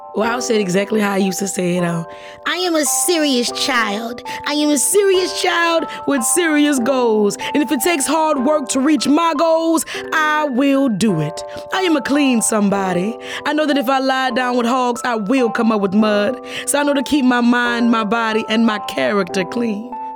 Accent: New Orleans, Louisiana, United States; I grew up in New Orleans, right around the corner from a theme park

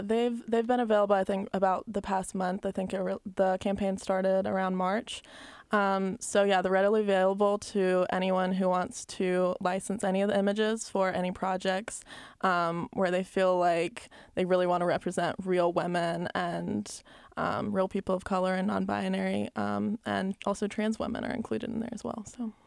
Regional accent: Albany, Georgia, United States; moved away as an adult; also born or lived in Columbus, Georgia; growing up in Albany, Georgia

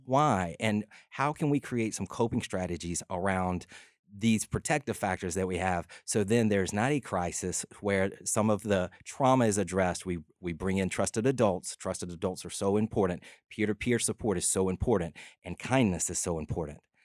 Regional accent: LaGrange, Georgia, United States; I grew up in LaGrange, Georgia, about an hour south of Atlanta

